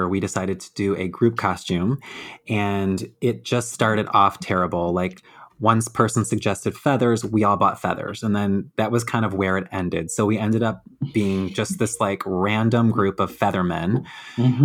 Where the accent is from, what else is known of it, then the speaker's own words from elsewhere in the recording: Detroit, Michigan, United States; I'm from Detroit